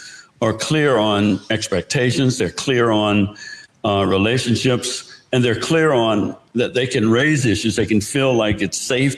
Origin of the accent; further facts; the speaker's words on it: the South, United States; So I grew up in the South.